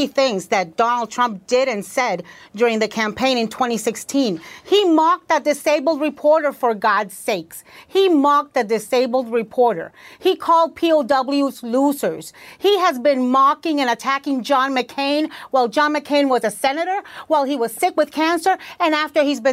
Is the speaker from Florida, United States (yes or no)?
yes; Florida, United States; I am from Florida